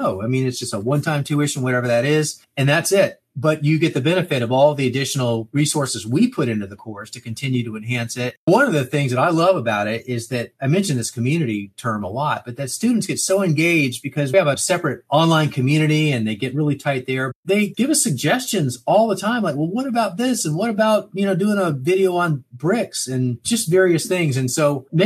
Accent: Miami, Florida, United States; I grew up in Miami

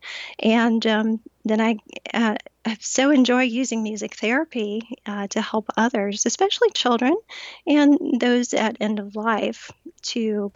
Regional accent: Pensacola, Florida, United States; now in St. Petersburg, United States; born and raised in Florida

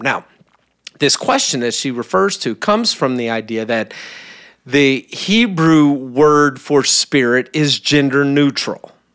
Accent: Kentucky, United States; moved away; I barely speak English. I'm from Kentucky

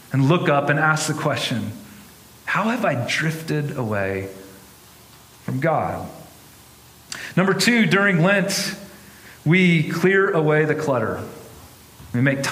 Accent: North Carolina, United States; now in Denver, United States; I grew up in North Carolina

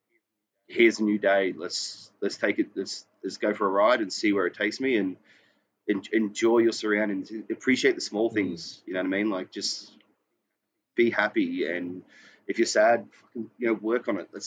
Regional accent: Queensland, Australia; moved away as an adult; now in Sydney, Australia; I'm from Queensland.

